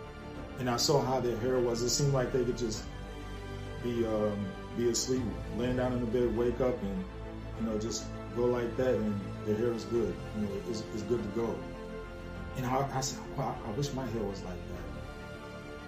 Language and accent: English; New York City, New York, United States; I recall growing up, say about the age of around 5 or 6, growing up in the Bronx, New York